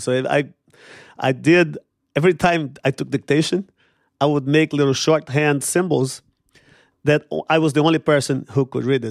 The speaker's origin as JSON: {"language": "English", "region": "São Paulo", "country": "Brazil", "tie": "born or raised there", "moved": "yes", "said": "I grew up poor in Brazil, in São Paulo, in a favela on the outskirts of São Paulo"}